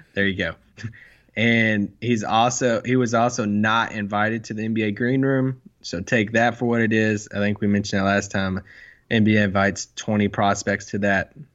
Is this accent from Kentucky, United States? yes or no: yes; Kentucky, United States; now in Texas, United States; I'm from Kentucky